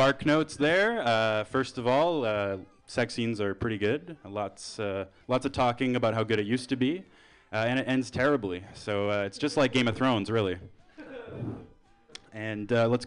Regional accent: Canada; moved away as an adult; now in San Francisco Bay Area, United States; I'm from Canada

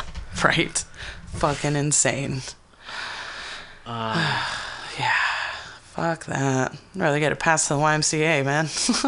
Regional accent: East Palo Alto, California, United States; I grew up in East Palo Alto, which is like predominantly Black people.

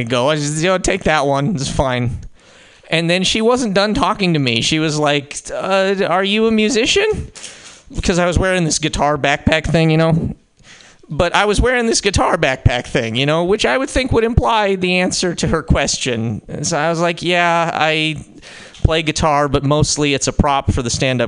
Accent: Montana, United States; I'm from Montana

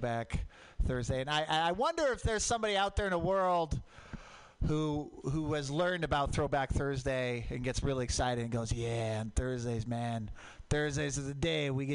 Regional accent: Portland, Oregon, United States; I grew up in Portland. Mount Hood, volcanic.

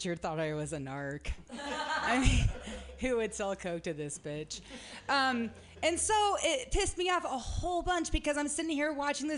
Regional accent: Medford, Oregon, United States; I am from Medford, Oregon

